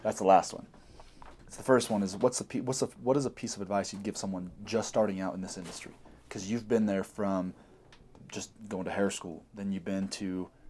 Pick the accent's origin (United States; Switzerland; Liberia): United States; Kansas City; now in Utah, United States; coming from the Midwest, I'm from Kansas City.